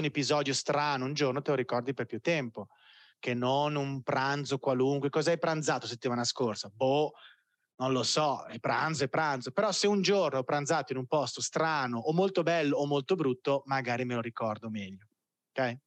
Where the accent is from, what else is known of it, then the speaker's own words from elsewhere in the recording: Italy; moved away as an adult; now in Belo Horizonte, Brazil; Io ho bisogno di conterranei qua a Bell'Orizzonte